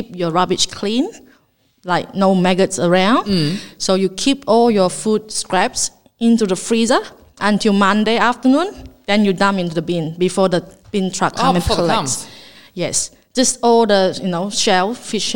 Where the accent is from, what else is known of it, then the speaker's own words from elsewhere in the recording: Malaysia; English is a second language; now in Australia; as a Malaysian